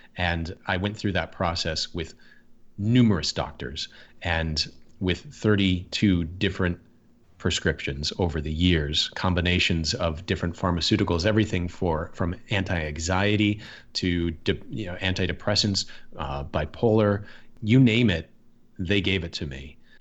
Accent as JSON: {"language": "English", "region": "Michigan", "country": "United States", "tie": "born or raised there", "said": "I grew up in Michigan"}